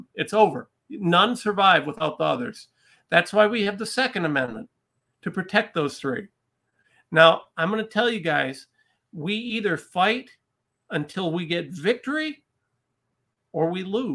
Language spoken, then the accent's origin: English; Ohio, United States; I'm a regular guy from a little town in Ohio